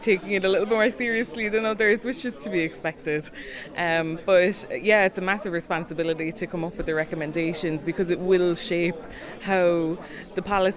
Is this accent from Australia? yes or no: no; Cork, Munster, Ireland; I'm from Cork City in Ireland.